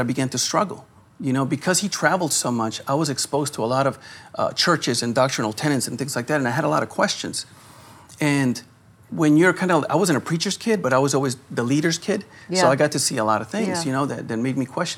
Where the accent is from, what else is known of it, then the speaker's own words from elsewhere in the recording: Louisiana, United States; we're from Louisiana